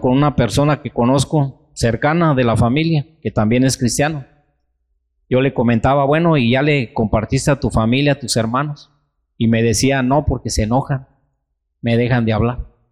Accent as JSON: {"language": "Spanish", "country": "Mexico", "said": "nosotros hermanos como mexicanos, como cristianos"}